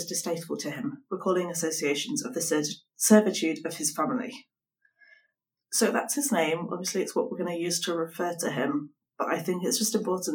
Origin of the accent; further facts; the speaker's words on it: United Kingdom; as a British person